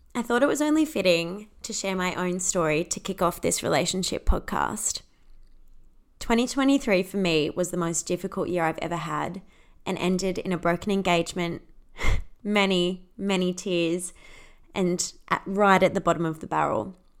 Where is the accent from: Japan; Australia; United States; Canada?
Australia; accent: Australian; also born or lived in United Kingdom; I'm Australian, if you can't tell from the accent.